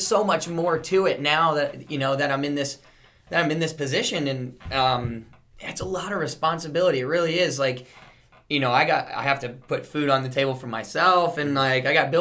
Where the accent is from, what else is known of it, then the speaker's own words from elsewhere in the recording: South Florida, United States; growing up in South Florida